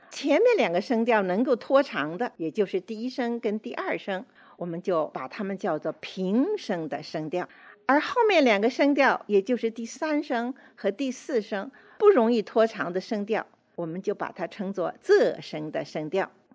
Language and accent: Chinese; Beijing, China; 因为我是在北京出生的人，我 只会说普通话